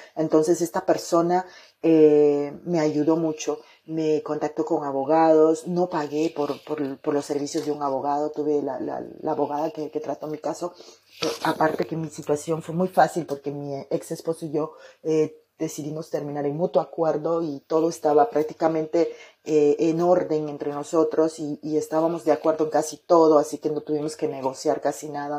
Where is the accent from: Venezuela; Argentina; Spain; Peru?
Peru; moved away as an adult; now in France; en mi país, en, mi, en la capital de mi país, en Lima, Perú